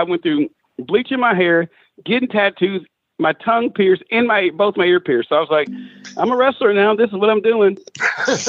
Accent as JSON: {"language": "English", "town": "Memphis", "region": "Tennessee", "country": "United States", "tie": "born or raised there", "said": "growing up in Memphis"}